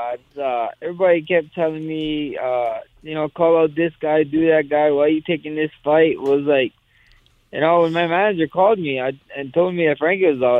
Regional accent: Hawaii, United States; I'm a Hawaiian

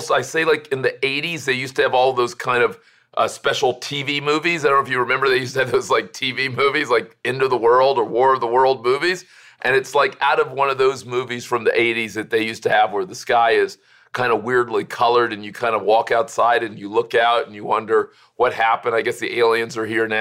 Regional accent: Miami, Florida, United States; as a kid growing up in Miami

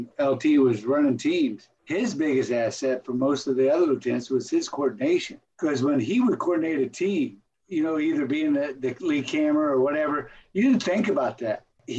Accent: Texas, United States; I'm a Texan.

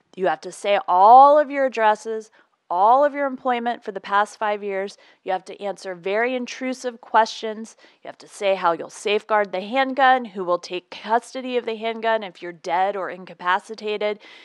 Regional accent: Virginia, United States; moved away; I grew up in Virginia. I went to school in Virginia. I don't live there now

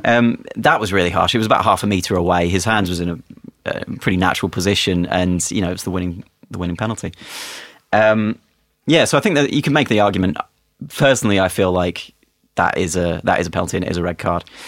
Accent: England, United Kingdom; as an Englishman

